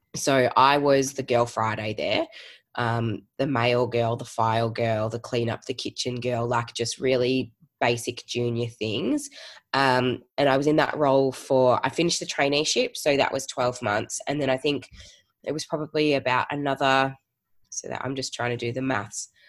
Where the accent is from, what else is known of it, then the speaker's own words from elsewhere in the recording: Geelong, Victoria, Australia; moved away as an adult; now in Melbourne, Australia; I am originally from Geelong and moved to Melbourne uh, just over 10 years ago now